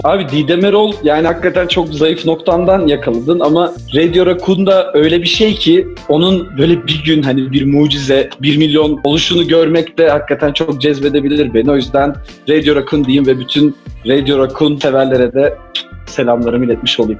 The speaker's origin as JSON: {"language": "Turkish", "region": "Ankara", "country": "Turkey", "tie": "born or raised there", "moved": "as an adult", "lives_now": "Brussels, Belgium", "said": "ben buna alışkınım tabii Ankaralı olarak. Yani doğma büyüme"}